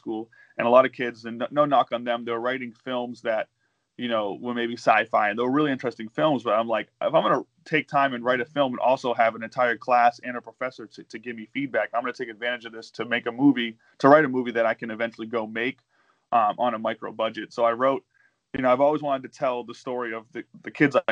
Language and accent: English; Lynn, Massachusetts, United States; also born or lived in Hartford, Connecticut; my hometown, and this is who I grew up with.